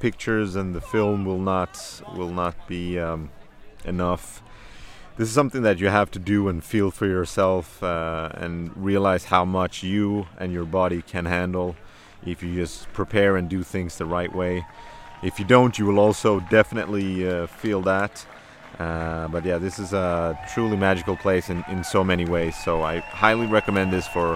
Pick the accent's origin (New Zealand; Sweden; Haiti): Sweden; Malmö, Skåne; born and raised in Malmö, south of Sweden